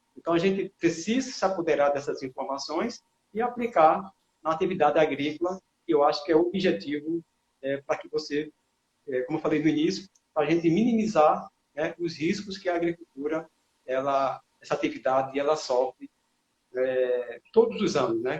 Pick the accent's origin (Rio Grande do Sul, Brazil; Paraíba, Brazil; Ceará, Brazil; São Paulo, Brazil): Paraíba, Brazil; moved away as an adult; now in Sergipe, Brazil; eu sou paraibano, mas já estou aqui há muito tempo